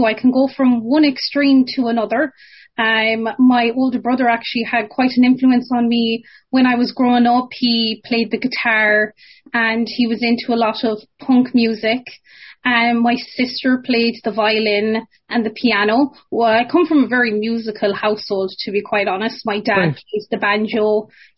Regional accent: Ballygar, Connacht, Ireland; moved away as an adult; now in Ottawa, Canada; I'm from Galway, Ireland, and I was raised in a little town called Ballygar

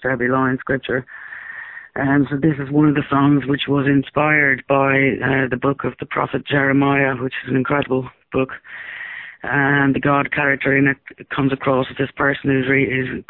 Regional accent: Ireland; the times that I grew up in Ireland

